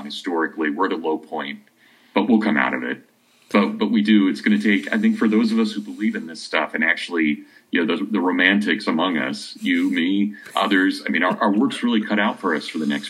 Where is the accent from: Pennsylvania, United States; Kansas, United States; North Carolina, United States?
Kansas, United States; moved away as an adult; now in Hillsdale, United States; growing up in Kansas